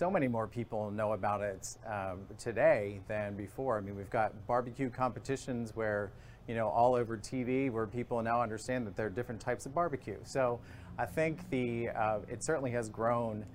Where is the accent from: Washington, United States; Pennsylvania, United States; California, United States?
Pennsylvania, United States; southeastern; moved away; also born or lived in American South / New York / Atlanta; I was born in southeastern Pennsylvania